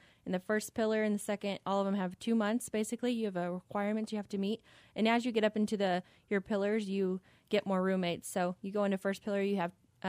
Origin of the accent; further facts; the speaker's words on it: Houston, Texas, United States; also born or lived in Portales, New Mexico / Nashville / Fayetteville, North Carolina / El Paso, Texas; So I guess I say I'm from Houston, but I lived in Nashville, Fayetteville, North Carolina, Houston, Texas, El Paso, Texas.